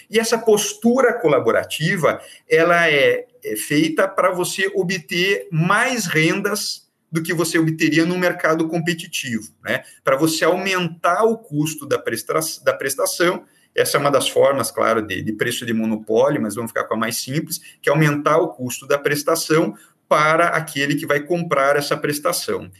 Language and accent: Portuguese; Curitiba, Paraná, Brazil; moved away as an adult; now in Bahia, Brazil; sou paranaense, sou de Curitiba